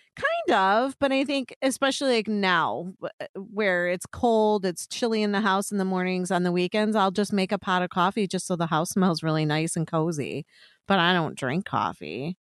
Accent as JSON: {"language": "English", "region": "Illinois", "country": "United States", "said": "I'm from Illinois"}